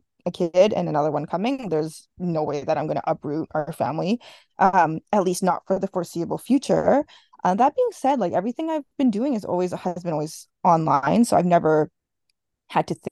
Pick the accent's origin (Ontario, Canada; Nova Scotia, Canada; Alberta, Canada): Alberta, Canada; Edmonton; I'm from Edmonton.